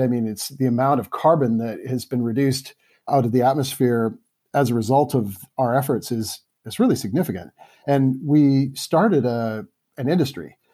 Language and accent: English; Vancouver, British Columbia, Canada; I grew up in Vancouver, Canada